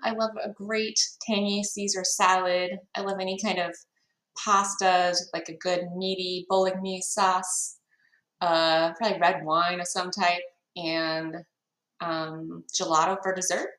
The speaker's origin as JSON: {"language": "English", "town": "Grand Island", "region": "Nebraska", "country": "United States", "tie": "born or raised there", "moved": "as an adult", "said": "I was born in Grand Island, Nebraska, right in the middle of the state, about population of 40,000. Um, lived there until I was 18 years old"}